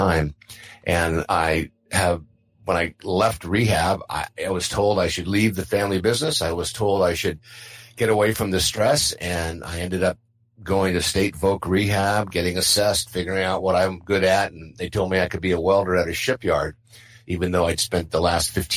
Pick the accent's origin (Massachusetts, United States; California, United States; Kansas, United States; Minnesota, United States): California, United States; San Diego; I grew up in San Diego, family of six, four kids